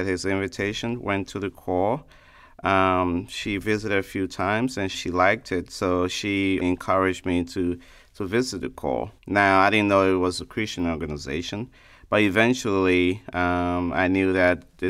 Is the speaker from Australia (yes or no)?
no; Liberia; now in Sanford, United States; originally from Liberia, a West African state